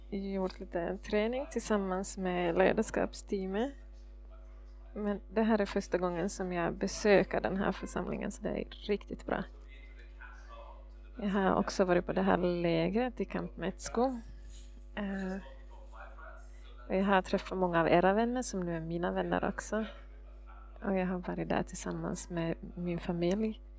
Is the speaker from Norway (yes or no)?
yes; Norway; Swedish is a second language; Jag är norsk. Men jag förstår att min norska är så dålig så jag måste det på engelska istället.